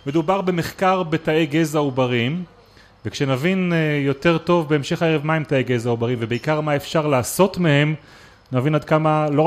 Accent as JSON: {"language": "Hebrew", "town": "Rehovot", "region": "Central District", "country": "Israel", "tie": "born or raised there", "said": "אני גדלתי ברחובות."}